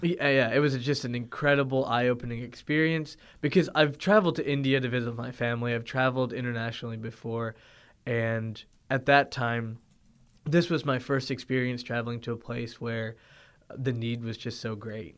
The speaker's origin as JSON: {"language": "English", "town": "Toronto", "region": "Ontario", "country": "Canada", "tie": "born or raised there", "also_born_or_lived": "Findlay, Ohio", "moved": "yes", "said": "growing up in Toronto, Ontario"}